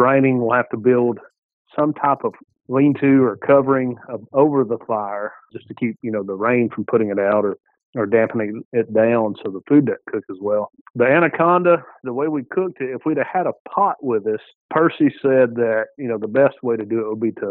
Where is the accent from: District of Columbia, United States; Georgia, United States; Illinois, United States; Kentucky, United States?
Georgia, United States; I'm from Georgia